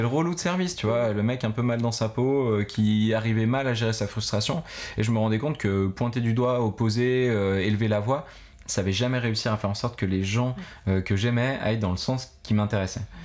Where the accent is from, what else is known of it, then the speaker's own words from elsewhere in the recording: Grenoble, Auvergne-Rhône-Alpes, France; moved away as an adult; also born or lived in Bogotá, Colombia / Philippines; je suis un grenoblois d'origine de 33 mhm. ans